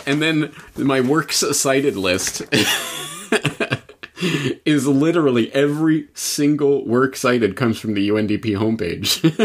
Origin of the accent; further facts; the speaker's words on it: Canada; I was living in as a young child growing up in Canada